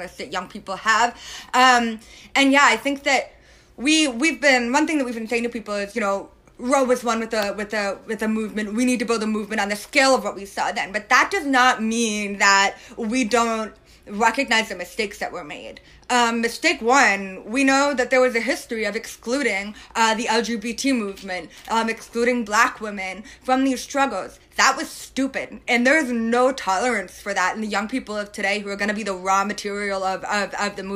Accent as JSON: {"language": "English", "region": "Northeast", "country": "United States", "moved": "yes", "said": "I'm from the Northeast originally"}